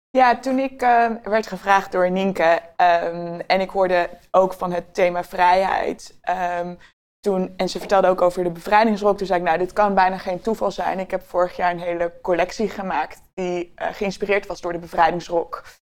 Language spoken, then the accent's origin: Dutch; Utrecht, Netherlands; ik ben een eh, geboren Utrechter